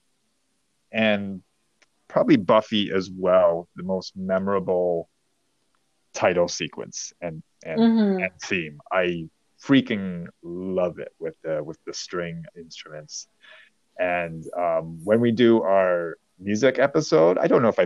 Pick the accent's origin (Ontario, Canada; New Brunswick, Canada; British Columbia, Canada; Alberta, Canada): Ontario, Canada; Toronto; my hometown of Toronto